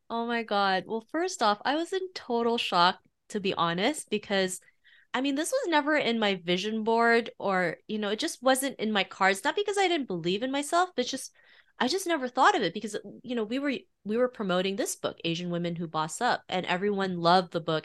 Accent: Toronto, Ontario, Canada; growing up in Toronto in the early nineties

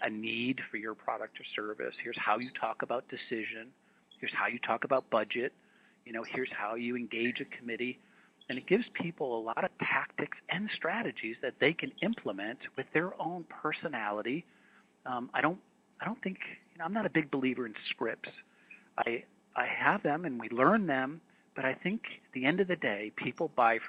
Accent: New England, United States; I grew up in New England

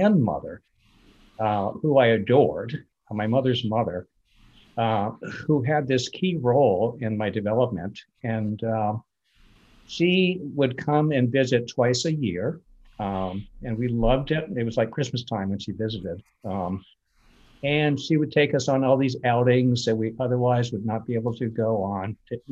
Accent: Vermont, United States; grew up in Vermont

